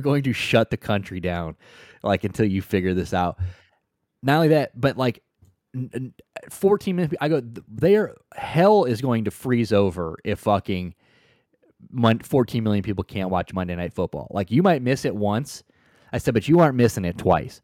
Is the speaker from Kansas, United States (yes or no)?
no; St. Louis, Missouri, United States; I'm from Saint Louis